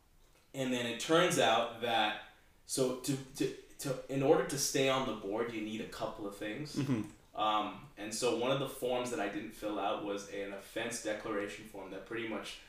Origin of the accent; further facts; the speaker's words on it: Bahrain; born there; moved away; also born or lived in Canada; Sure. So I was born in the Middle East, mm-hmm. a country called Bahrain.